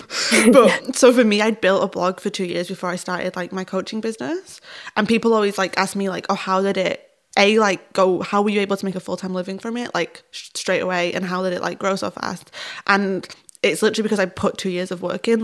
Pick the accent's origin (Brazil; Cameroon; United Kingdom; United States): United Kingdom; we're British, or if this is specifically because we're both Northern